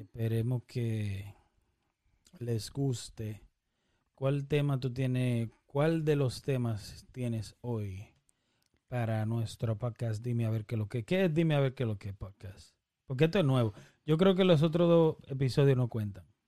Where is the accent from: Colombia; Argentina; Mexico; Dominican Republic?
Dominican Republic; somos dominicanos